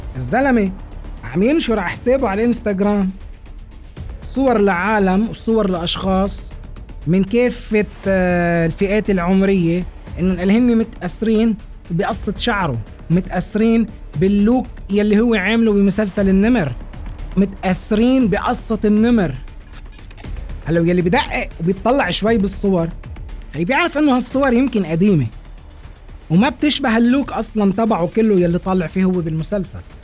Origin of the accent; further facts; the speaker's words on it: Lebanon; عنا بلبنان